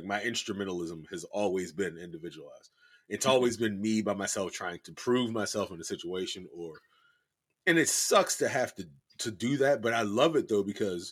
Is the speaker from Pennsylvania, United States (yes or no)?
yes; Pittsburgh, Pennsylvania, United States; I'm from Pittsburgh.